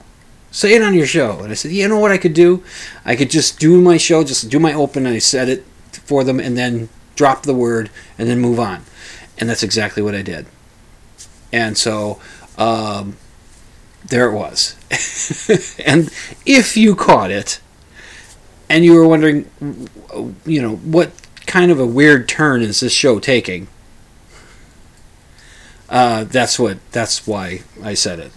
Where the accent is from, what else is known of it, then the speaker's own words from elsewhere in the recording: Minnesota, United States; Catholic upbringing, being a Minnesotan